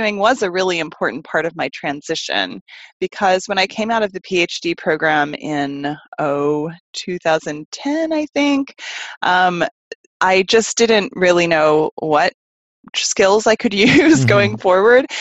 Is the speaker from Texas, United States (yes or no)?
yes; Austin, Texas, United States; also born or lived in Chicago; Austin was always my hometown